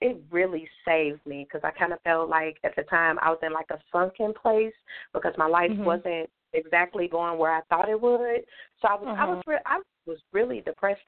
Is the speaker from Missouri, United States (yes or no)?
yes; St. Louis, Missouri, United States; I am from St. Louis, Missouri